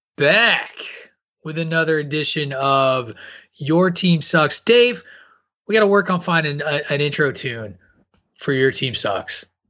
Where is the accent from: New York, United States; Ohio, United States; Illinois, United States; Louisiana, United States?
Illinois, United States; Central; where I grew up in Illinois, is like the Mason Dixon line for Cardinal Cub fandom. So like we have a we have a pretty solid mix in Central Illinois